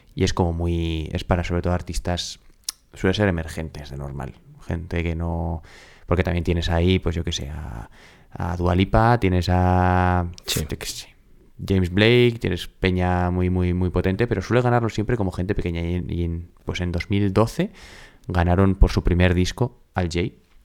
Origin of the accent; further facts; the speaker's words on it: Pamplona, Navarre, Spain; los que somos de Pamplona